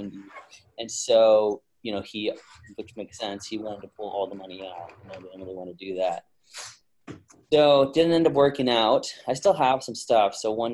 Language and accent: English; Westlake Village, California, United States; I was born and raised in California